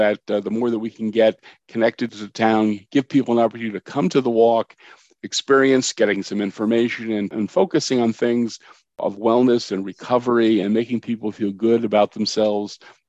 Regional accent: Cranford, New Jersey, United States; born or raised there

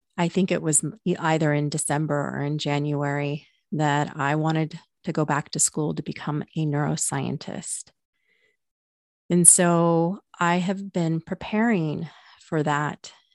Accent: Pacific Northwest, United States; I'm from the Pacific Northwest

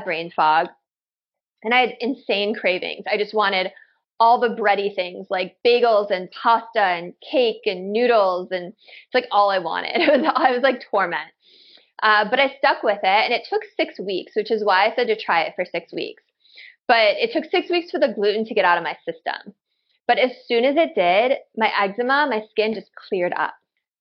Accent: Chicago, Illinois, United States; I grew up in Chicago

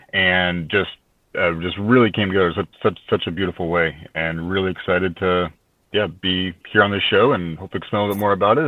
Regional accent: Midwest, United States; now in Asheville, United States; Sure. Yeah. Originally from the Midwest, and I've been in Asheville now for 6 years.

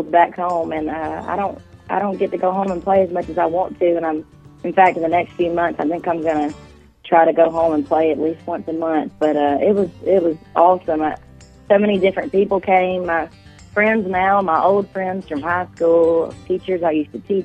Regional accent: Phenix City, Alabama, United States; now in Nashville, United States; I'm from Phoenix City, Alabama, as you know, and I got to go back and hang out with my mama

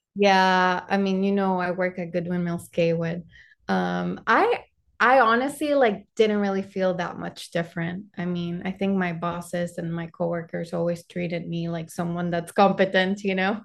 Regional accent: Panama; English is a second language; also born or lived in Arkansas / Florida; now in United States; I'm originally from Panama

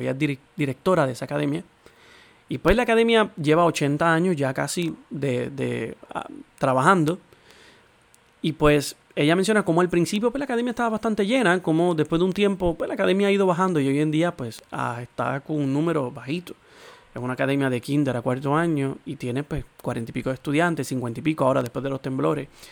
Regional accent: Puerto Rico; nosotros como puertorriqueños

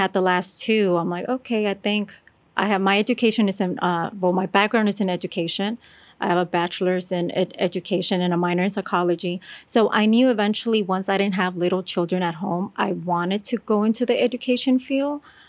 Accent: California, United States; moved away; I'm from California.

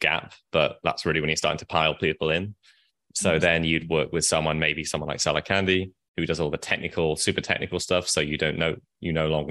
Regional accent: Nottingham, East Midlands, United Kingdom; now in Vietnam; I'm from the UK. I grew up in Nottingham, where Robin Hood is from.

